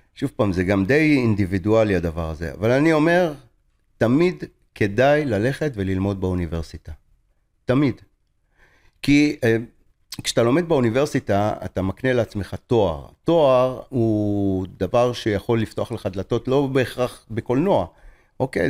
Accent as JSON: {"language": "Hebrew", "town": "Tel Aviv", "region": "Tel Aviv District", "country": "Israel", "tie": "born or raised there", "lives_now": "Rishon LeZion, Israel", "said": "אני גר בראשון לציון, לא גר בתל אביב, למרות שנולדתי בתל אביב"}